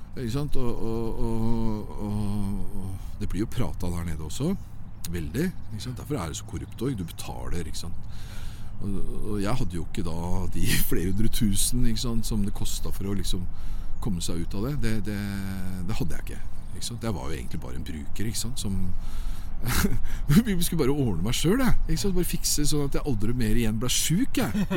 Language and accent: Norwegian; Norway; also born or lived in Oslo; vi fikk en god skole her hjemme i Norge